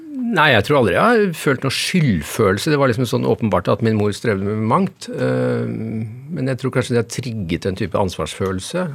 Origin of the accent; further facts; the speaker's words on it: Innlandet, Norway; now in Oslo, Norway; nå kommer jeg fra Østerdalen